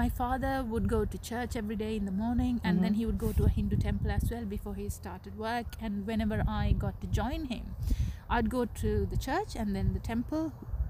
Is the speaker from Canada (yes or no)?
no; Sri Lanka; now in United Kingdom; And when I came from Sri Lanka, I had never heard of frozen food.